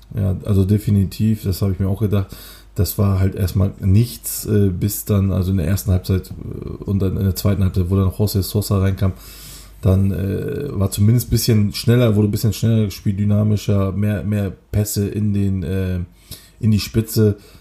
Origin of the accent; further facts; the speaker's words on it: Kocaeli, Turkey; moved away; aus Kocaeli, meiner Heimatstadt